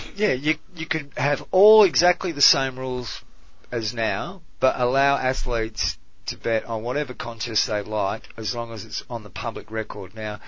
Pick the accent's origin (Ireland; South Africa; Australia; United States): Australia; I'm Australian, but you become an oh, adopted